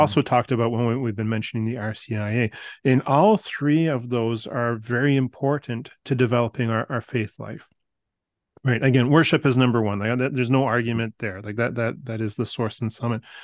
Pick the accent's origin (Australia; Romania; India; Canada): Canada; us here as Canadian Catholics